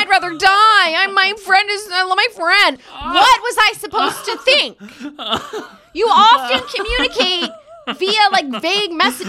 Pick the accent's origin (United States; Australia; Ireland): Ireland; I mean, I'm Irish, so.